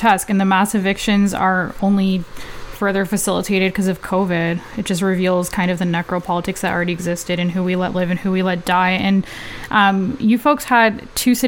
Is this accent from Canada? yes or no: yes; Peel, Ontario, Canada; I'm from Peel